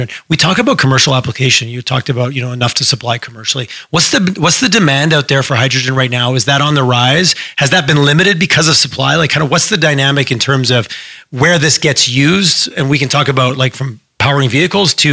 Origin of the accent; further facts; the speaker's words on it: Quebec, Canada; moved away; also born or lived in Western Canada; I grew up out east. I grew up in Quebec